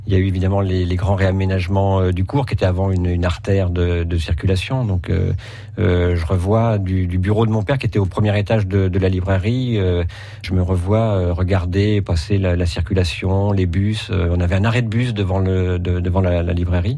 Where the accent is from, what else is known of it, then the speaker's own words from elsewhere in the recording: Nantes, Pays de la Loire, France; je suis un Nantais euh, pur souche, donc on devrait dire pur beurre puisque la ville de Nantes est attachée au, Petit Lu. Je suis né euh, dans les, en 1963 à Nantes